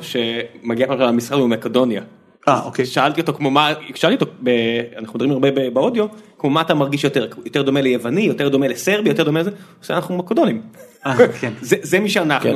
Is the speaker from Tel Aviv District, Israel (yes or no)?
no; Beersheba, Southern District, Israel; כילד באר שבעי